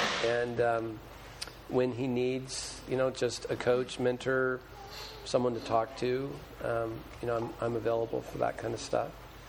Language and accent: English; Santa Ana, California, United States; So I'm from Southern California, grew up in Orange County, if you know Disneyland or Newport Beach or those kinds of places, that's where I'm from, Santa Ana, California. Grew up in a kind of a culturally religious home in a very 1960s styled, very, very uber liberal United Methodist Church.